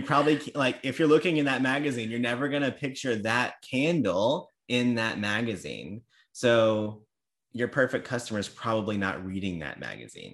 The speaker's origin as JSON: {"language": "English", "region": "Louisiana", "country": "United States", "said": "I'm from Louisiana"}